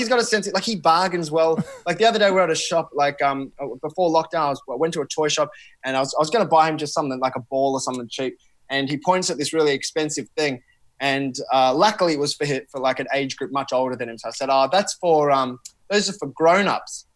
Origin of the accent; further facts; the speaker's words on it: Australia; an Australian-born person of Sri Lankan heritage